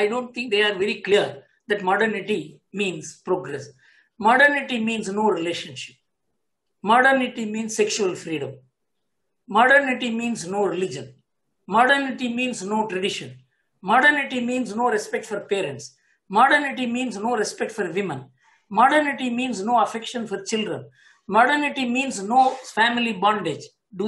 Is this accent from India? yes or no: yes; India